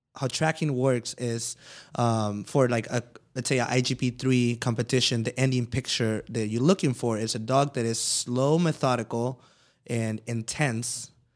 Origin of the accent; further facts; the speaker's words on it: Mexico; moved away; I came from Mexico